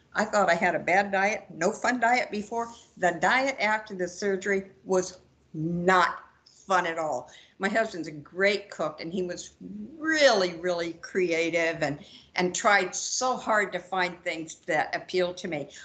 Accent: Georgia, United States; I'm from Georgia.

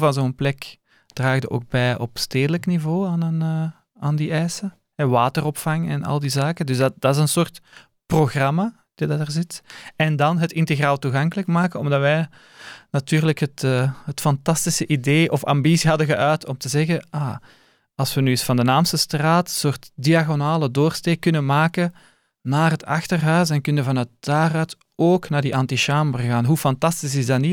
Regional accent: Leuven, Flanders, Belgium; Voor mij was het ook een ontdekking eigenlijk als Leuvenaar

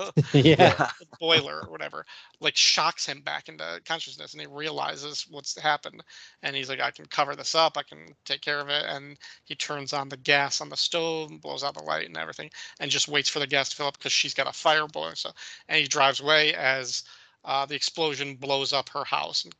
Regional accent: Illinois, United States; I grew up in the Midwest in Illinois, in like a town that was surrounded by farms all around

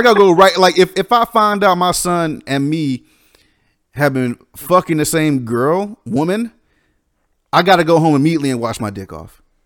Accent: the South, United States; growing up in the South, it's kind of a different kind of a, of a, a tradition.

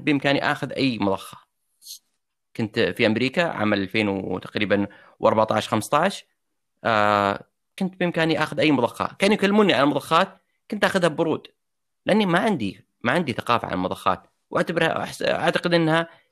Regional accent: Saudi Arabia; also born or lived in United States; عندنا في السعوديه

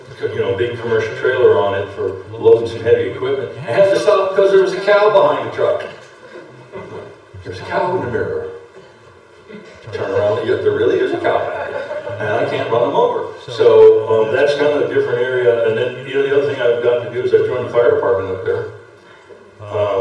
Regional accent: New York City, New York, United States; now in Crawford, United States; I grew up in New York City

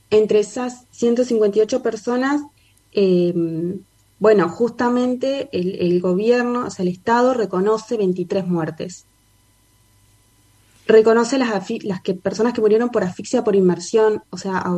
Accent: Santa Fe, Argentina; en Barrio Barranquita, en mi casa donde vivíamos

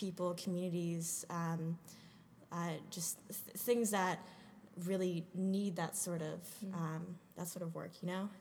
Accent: New Jersey, United States; also born or lived in Rhode Island; I am originally from New Jersey

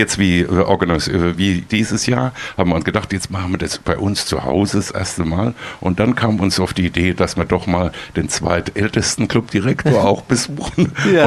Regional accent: Heidelberg, Baden-Württemberg, Germany; also born or lived in Austria; now in Freiburg, Germany; ich komme ja ursprünglich aus Heidelberg

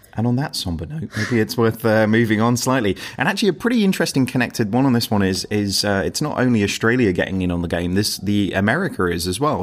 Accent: United Kingdom; as British people, we're pretty you know like reserved

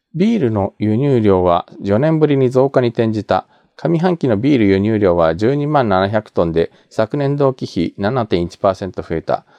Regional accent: Japan; also born or lived in South Korea; 日本生まれ去年の9月まで韓国住んでました日本人

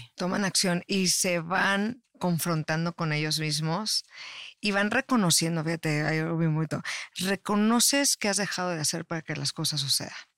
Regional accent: Mexico; also born or lived in Tijuana; yo soy originaria de México, estaba viviendo en Tijuana, luego me vine para acá

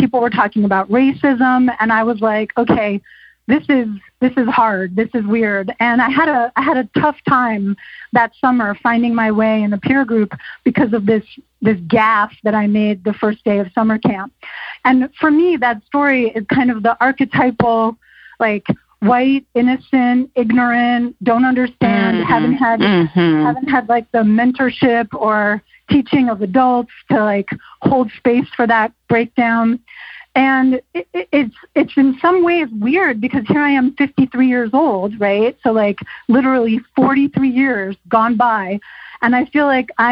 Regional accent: Westchester County, New York, United States; born or raised there

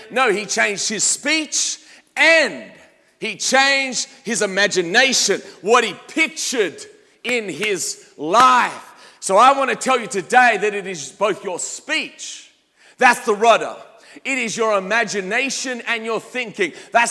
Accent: Australia; As an Aussie, my accent is not perhaps as strong as it used to be, but you get me around some Australians and all of a sudden some Australian words will start popping out.

